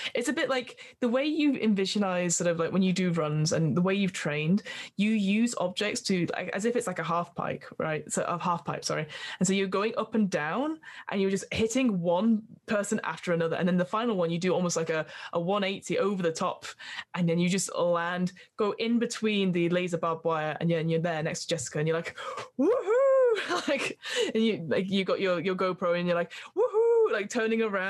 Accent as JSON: {"language": "English", "country": "United Kingdom", "accent": "British", "said": "my British accent"}